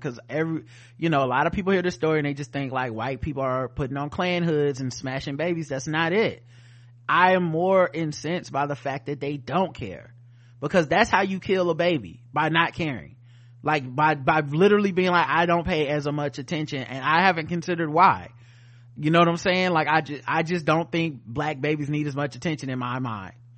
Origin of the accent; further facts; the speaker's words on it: the South, United States; I'm from the South, y'all